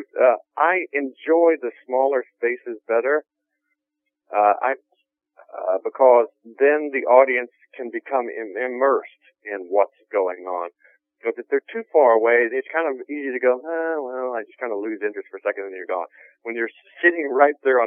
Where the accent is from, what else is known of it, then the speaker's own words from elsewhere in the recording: Arkansas, United States; moved away; I'm originally from Arkansas, and I was at the University of Arkansas at the time. So from a small town in Arkansas